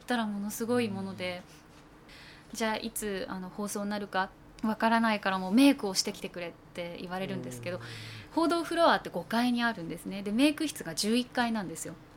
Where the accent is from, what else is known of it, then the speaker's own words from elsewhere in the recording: Akita, Japan; now in Tokyo, Japan; 割と私は秋田なんですね